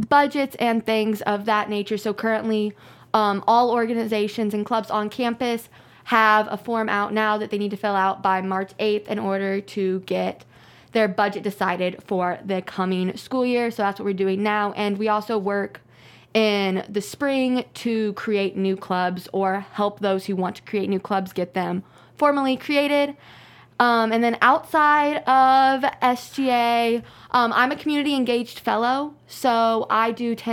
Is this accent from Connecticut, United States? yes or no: no; Brownsburg, Indiana, United States; I'm from Brownsburg, Indiana